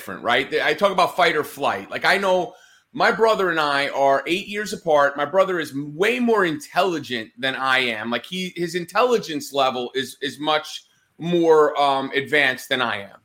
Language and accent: English; Northeast, United States; I grew up in the Northeast